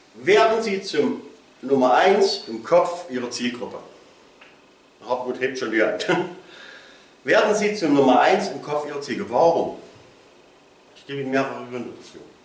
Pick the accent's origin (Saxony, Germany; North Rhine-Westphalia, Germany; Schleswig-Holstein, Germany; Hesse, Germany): Saxony, Germany; Plauen; Ich komme hier aus Plauen